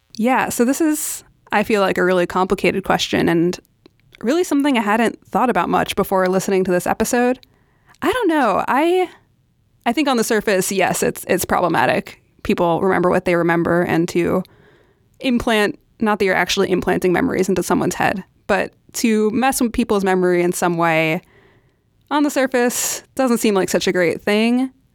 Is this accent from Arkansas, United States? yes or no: no; New York City, New York, United States; I am born and raised in New York City